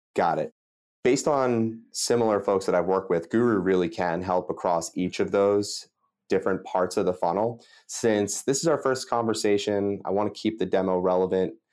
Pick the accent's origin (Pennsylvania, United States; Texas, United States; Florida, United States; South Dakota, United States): Pennsylvania, United States; Delaware County; I'm from Delaware County, which is a pretty blue-collar suburb outside Philadelphia